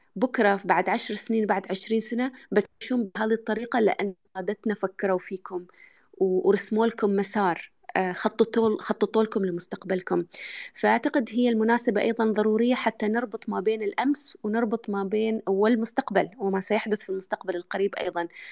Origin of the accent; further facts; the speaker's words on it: United Arab Emirates; اني انا يعني اماراتيه